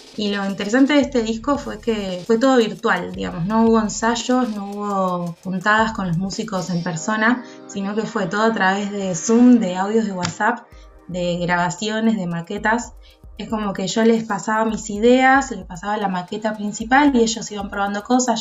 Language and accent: Spanish; Bahía Blanca, Buenos Aires Province, Argentina; moved away as an adult; now in La Plata, Argentina; Soy de Bahía Blanca, viví hasta allá hasta los 19 años y en el 2015 me mudé a la ciudad de La Plata